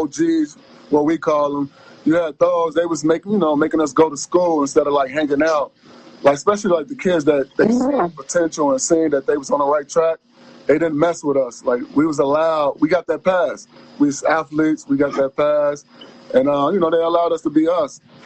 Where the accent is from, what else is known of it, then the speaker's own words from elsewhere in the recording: Chicago, Illinois, United States; moved away as an adult; now in Arizona, United States; So I come from Chicago